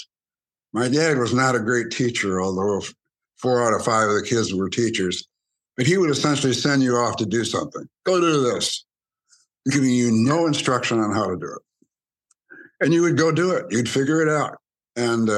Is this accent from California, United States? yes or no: no; Grand Blanc, Michigan, United States; also born or lived in Byron, Michigan; I was raised in Grand Blanc, Michigan, on my mother's family farm